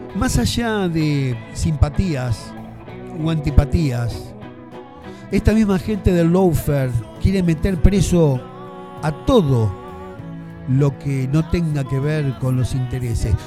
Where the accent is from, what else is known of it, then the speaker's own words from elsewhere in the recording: Argentina; somos argentinos